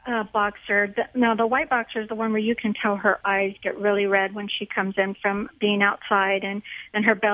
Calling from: San Antonio, Texas, United States; San Antonio, Texas.

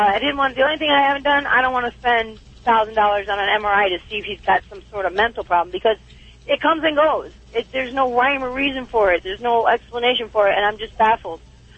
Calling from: Arizona, United States; I'm calling from Arizona.

